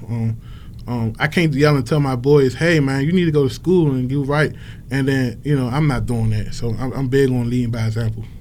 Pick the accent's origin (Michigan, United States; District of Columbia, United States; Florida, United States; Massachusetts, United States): District of Columbia, United States; Washington; growing up in Washington D.C.